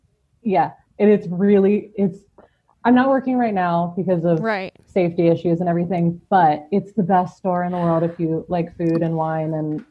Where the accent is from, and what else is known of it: Philadelphia, Pennsylvania, United States